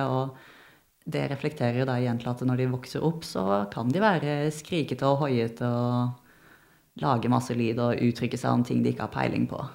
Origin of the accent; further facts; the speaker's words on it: Arendal, Agder, Norway; der jeg er fra, så sier vi staua